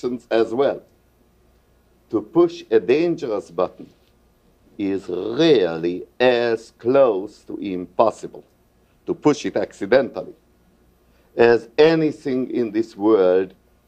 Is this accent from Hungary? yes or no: yes; Hungary; moved away as an adult; now in United States; I come from Hungary